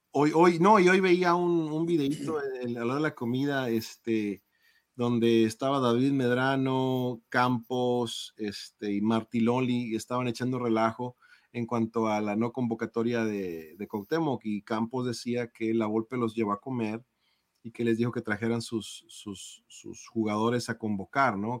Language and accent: Spanish; Mexico; como mexicano